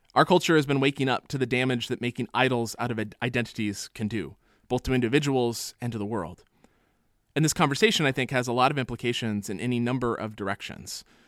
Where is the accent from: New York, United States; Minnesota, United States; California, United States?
California, United States; I'm a Californian